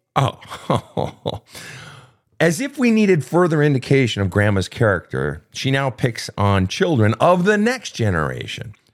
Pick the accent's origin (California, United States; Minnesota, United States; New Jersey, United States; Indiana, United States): Minnesota, United States; Minneapolis; Minneapolis, Minnesota, my hometown